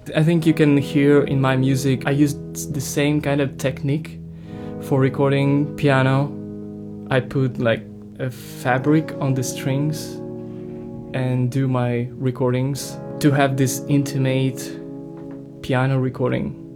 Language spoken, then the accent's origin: English; Ukraine; English is a second language; I'm music producer from Ukraine